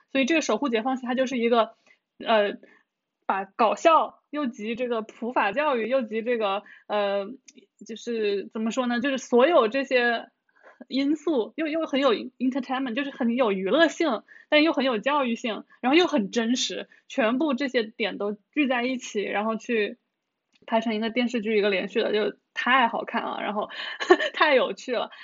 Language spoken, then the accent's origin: Chinese; Hunan, China; 我们小时候湖南还有叫政法频道的